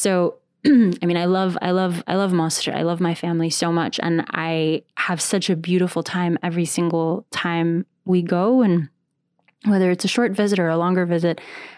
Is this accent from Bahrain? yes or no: yes; Bahrain; also born or lived in United States / Saudi Arabia; We moved around a lot growing up. So I was born in the States, and then we moved to... I did middle school in Jeddah. I did high school in Bahrain.